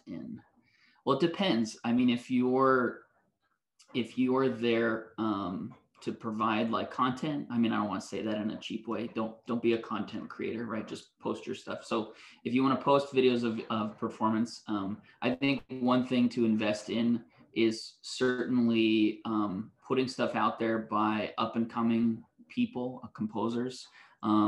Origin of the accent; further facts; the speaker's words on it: West Coast, United States; moved away; also born or lived in Canada; I grew up on the West Coast and I went to school in Canada.